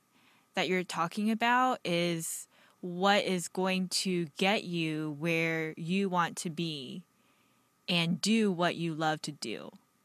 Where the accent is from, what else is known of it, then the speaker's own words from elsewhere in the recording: United States; I myself being Asian American, second generation, and grew up in a sport where perfection was demanded.